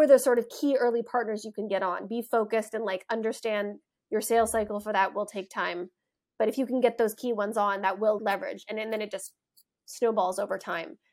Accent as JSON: {"language": "English", "country": "United States", "also_born_or_lived": "Berlin", "moved": "as an adult", "said": "being an American"}